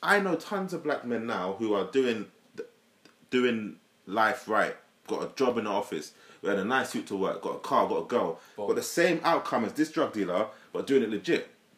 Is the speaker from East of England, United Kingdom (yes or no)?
no; London, United Kingdom; I'm from Leytonstone, E11.